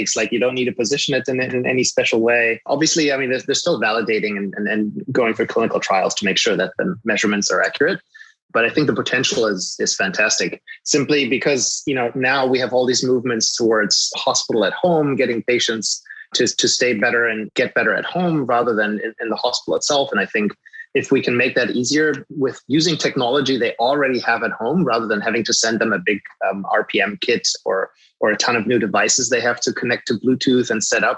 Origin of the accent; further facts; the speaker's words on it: Germany; English is a second language; moved away as an adult; now in United States; I grew up in Germany, and I've only moved to the US in 2016